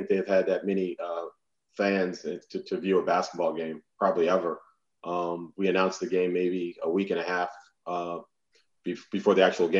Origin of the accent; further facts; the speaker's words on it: Bay Area, California, United States; I was raised here in the Bay Area.